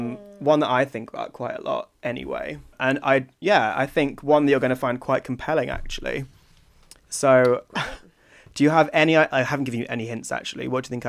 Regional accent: around Hadrian's Wall, England, United Kingdom; also born or lived in Scotland; I spent most of my childhood dangling around that little wall

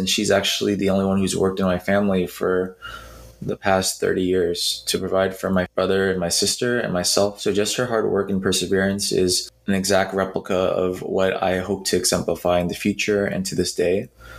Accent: Philippines; And I love basketball, not just because I'm Filipino, yes, but because I love basketball.

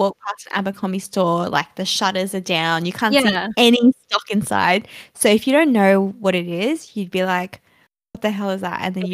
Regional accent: Australia; we're from Australia

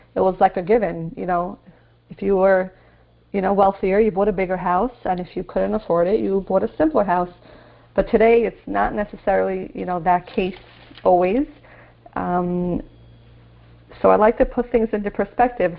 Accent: New York City, New York, United States; when I grew up in Marine Park, there was no one there.

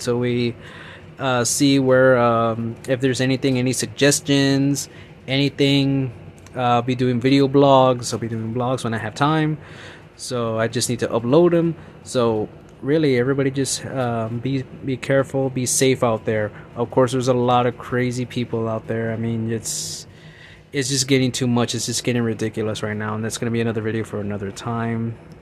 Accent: San Antonio, Texas, United States; growing up in San Antonio

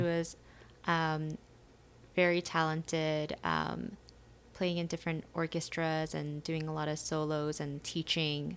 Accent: New York, United States; also born or lived in South Korea; when I was growing up in New York

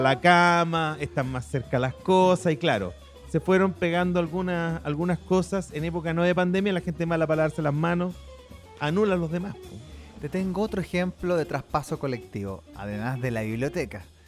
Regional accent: Santiago, Santiago Metropolitan Region, Chile; yo crecí, pasé mi infancia, adolescencia en Santa Laura

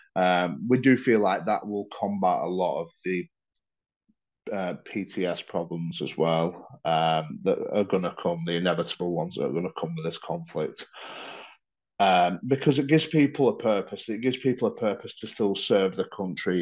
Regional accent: Blackburn, North West England, United Kingdom; moved away as an adult; now in Ukraine; I'm from Blackburn originally

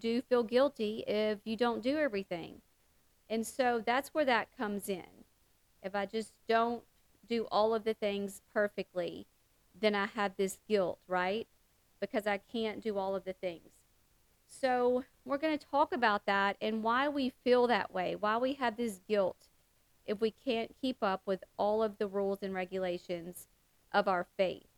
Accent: the South, United States; that good old Catholic guilt that our mamas used to talk about and that we talk about in the South

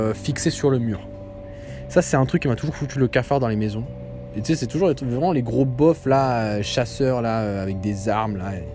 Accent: Algeria; now in Canada; je suis algérien

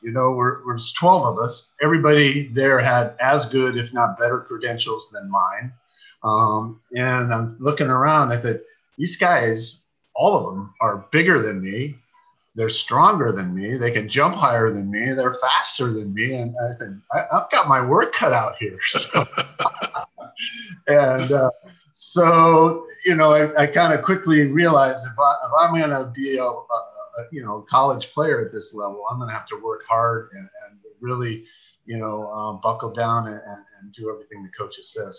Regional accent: San Mateo, California, United States; I grew up in San Mateo

